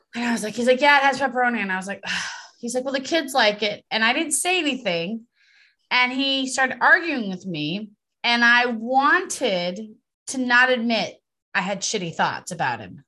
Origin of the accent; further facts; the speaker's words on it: Los Angeles, California, United States; accent: Valley girl; I am from San Fernando Valley